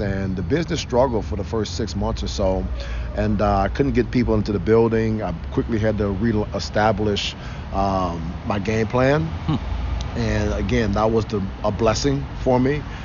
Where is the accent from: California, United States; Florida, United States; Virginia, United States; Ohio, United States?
Ohio, United States; Cleveland; moved away as an adult; also born or lived in Arizona; I grew up in Cleveland. I grew up in Cleveland. I came back home because I grew up on Wade Park, East 95th